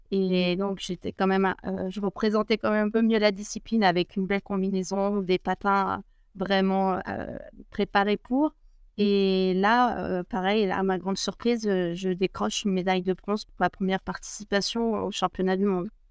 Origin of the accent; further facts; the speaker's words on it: La Clusaz, Auvergne-Rhône-Alpes, France; je suis originaire de La Cruza, un petit village de montagne à 1000 mètres d'altitude, une grande station de ski aussi accessoirement. Et, mmh. et voilà, je suis née là-bas